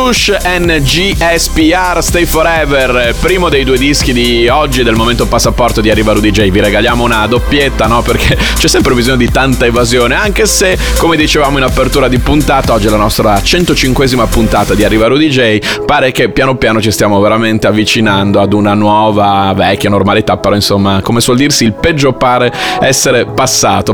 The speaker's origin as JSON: {"language": "Italian", "town": "Bologna", "region": "Emilia-Romagna", "country": "Italy", "said": "sono bolognese"}